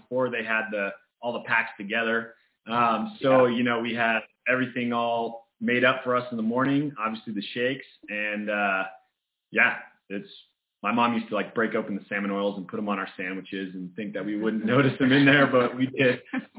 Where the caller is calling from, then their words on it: Big Bear Lake, California, United States; We are calling from Big Bear, California.